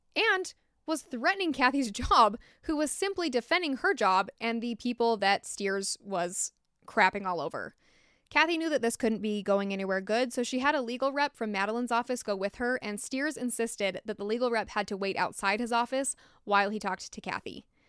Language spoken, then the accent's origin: English; United States; accent: American; my American accent